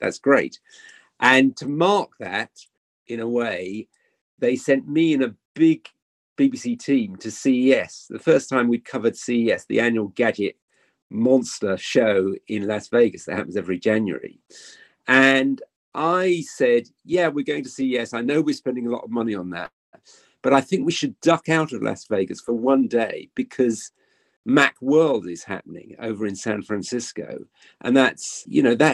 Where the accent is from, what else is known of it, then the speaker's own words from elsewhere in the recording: United Kingdom; as a British journalist